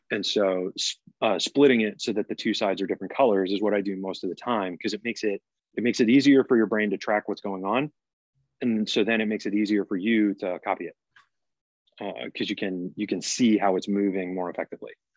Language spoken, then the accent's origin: English; Massachusetts, United States; moved away; I'm originally from Massachusetts